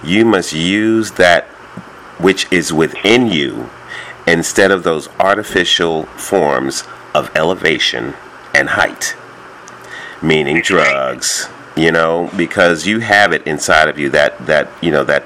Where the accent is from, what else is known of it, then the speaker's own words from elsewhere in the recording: New York, United States; That's my hometown. That's my hometown.